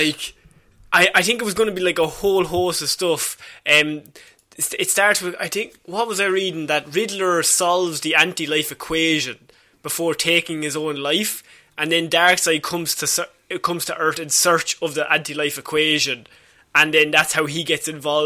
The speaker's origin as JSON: {"language": "English", "country": "Ireland"}